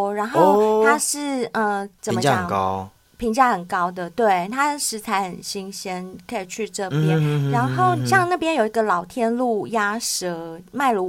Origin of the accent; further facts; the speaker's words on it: Taipei, Taiwan; 嗯、哦，我是台北人，对，